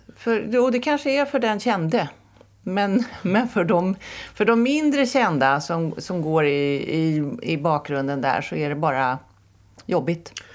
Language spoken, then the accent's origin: Swedish; Täby, Stockholm County, Sweden; jag växte upp i Näsby Park